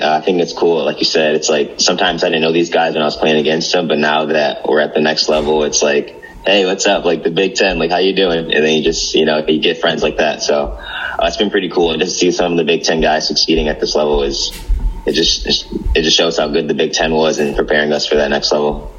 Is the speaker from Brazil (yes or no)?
no; East Lansing, Michigan, United States; growing up in the East Lansing area